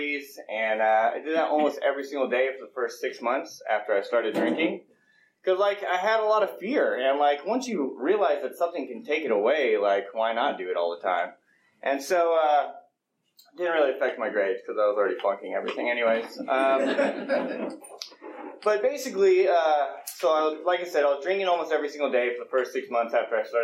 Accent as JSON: {"language": "English", "region": "Colorado", "country": "United States", "tie": "born or raised there", "also_born_or_lived": "Los Gatos / Pleasanton", "moved": "yes", "said": "I grew up in Colorado"}